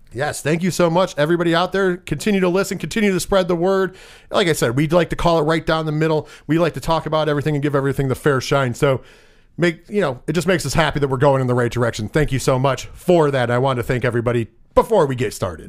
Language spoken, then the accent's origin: English; Northeast, United States; we're from the Northeast.